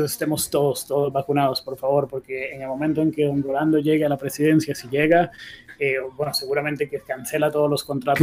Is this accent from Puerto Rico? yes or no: no; Costa Rica; como un costarricense más